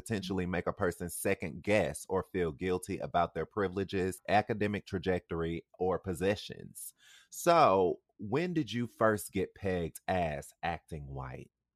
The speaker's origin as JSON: {"language": "English", "town": "Mobile", "region": "Alabama", "country": "United States", "tie": "born or raised there", "said": "my hometown, Mobile"}